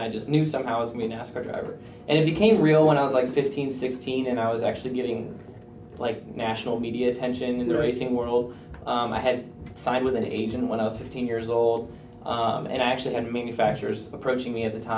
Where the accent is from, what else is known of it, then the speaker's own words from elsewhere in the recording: Cedar Rapids, Iowa, United States; I grew up in Iowa. I'm from Cedar Rapids, Iowa.